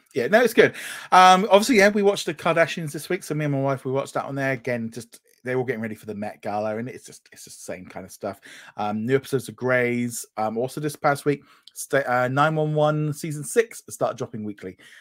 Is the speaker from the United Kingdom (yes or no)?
yes; United Kingdom; I'm British